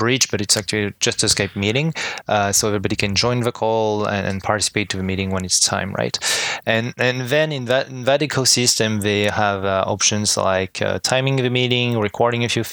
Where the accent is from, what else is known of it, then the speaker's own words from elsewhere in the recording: France; English is a second language; moved away as an adult; now in Montreal, Canada; I was originally born and raised in France and I moved to Montreal 6 years ago now.